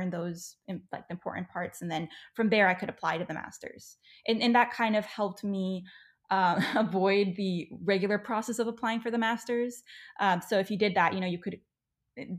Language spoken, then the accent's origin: English; Spain; moved away as an adult; also born or lived in Seattle area, United States; now in Seattle, United States; I'm half American, half Spanish, and my parents always wanted me to have to spend some time in the U.S. to get to know my American side.